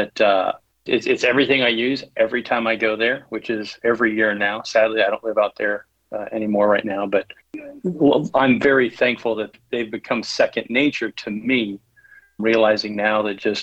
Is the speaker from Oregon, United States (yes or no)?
no; southeastern Idaho, United States; growing up in Idaho, we grew up in a very rural section in southeastern